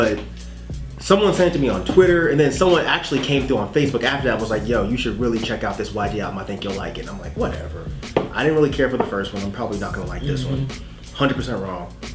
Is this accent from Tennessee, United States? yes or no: no; Sacramento, California, United States; I'm from Sacramento.